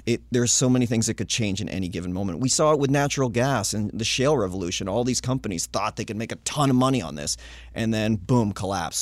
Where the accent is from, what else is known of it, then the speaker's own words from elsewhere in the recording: Littleton, New Hampshire, United States; my hometown. There's a little microbrewing hometown of Littleton, New Hampshire